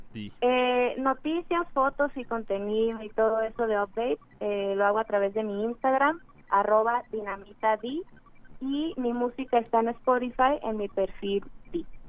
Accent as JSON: {"language": "Spanish", "region": "Baja California peninsula", "country": "Mexico", "moved": "yes", "lives_now": "Mexico City, Mexico", "said": "la onda western pop de, de, la baja que traigo"}